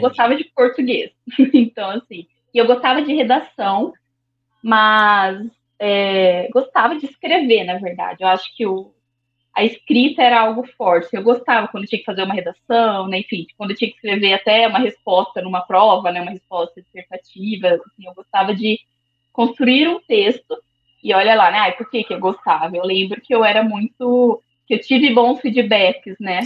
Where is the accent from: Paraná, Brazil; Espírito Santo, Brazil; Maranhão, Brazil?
Paraná, Brazil; Londrina; also born or lived in Sorriso, Mato Grosso; sou de Londrina